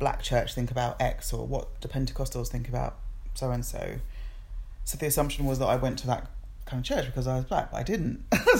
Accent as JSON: {"language": "English", "country": "Nigeria", "moved": "yes", "said": "And it's really interesting for me as an immigrant as well, and as a Nigerian."}